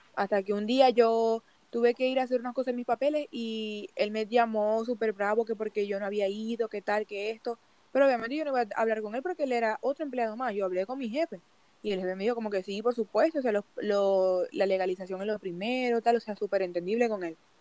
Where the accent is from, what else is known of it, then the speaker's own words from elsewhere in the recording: Venezuela; moved away as an adult; also born or lived in United States; now in Chile; La primera vez que yo salí de Venezuela fue un 17 de abril